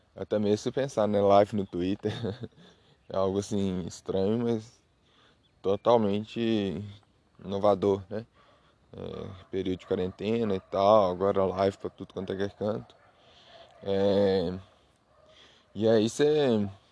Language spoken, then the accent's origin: Portuguese; Minas Gerais, Brazil; eu sou de Minas, Minas Gerais, né? Então aqui em Minas Gerais a gente tem esses costumes